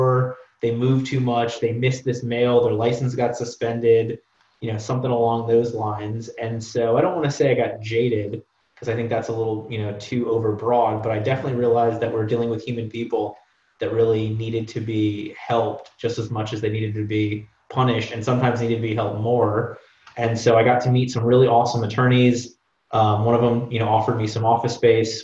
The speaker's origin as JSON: {"language": "English", "region": "South Florida", "country": "United States", "tie": "born or raised there", "moved": "as an adult", "lives_now": "Orlando, United States", "said": "I grew up in South Florida, came up to Orlando"}